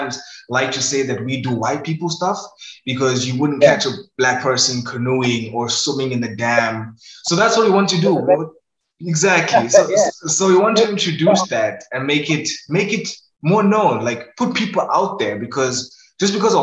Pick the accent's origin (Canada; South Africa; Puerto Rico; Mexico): South Africa; Ohlange/Ulenzi, KwaZulu-Natal; also born or lived in Inanda; I was born and raised in Ulenzi